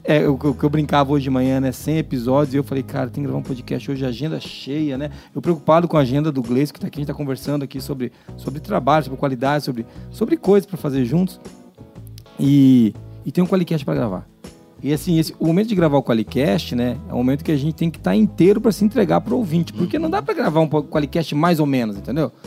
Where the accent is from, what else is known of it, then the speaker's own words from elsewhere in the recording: Brazil; A gente é brasileiro